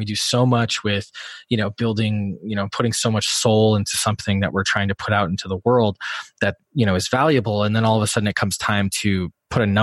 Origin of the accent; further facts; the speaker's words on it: Wisconsin, United States; moved away as an adult; also born or lived in Illinois / Washington, D.C.; I grew up in Wisconsin